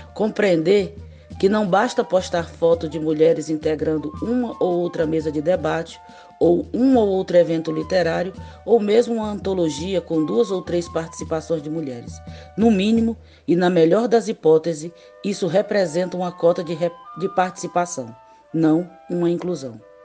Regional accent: Limoeiro do Norte, Ceará, Brazil; de Limoeiro do Norte, minha terra natal

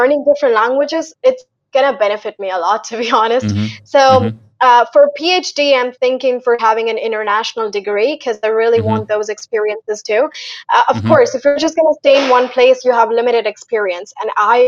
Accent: Haryana, India; I'm not from America. I am from Haryana

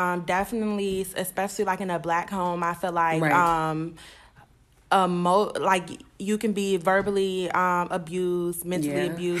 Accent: Flint, Michigan, United States; I'm from Michigan, Flint, Michigan.

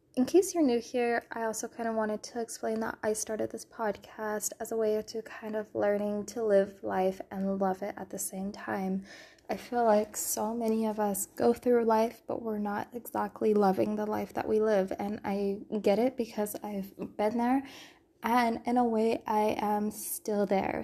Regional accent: California, United States; moved away; I'm a born and raised Californian

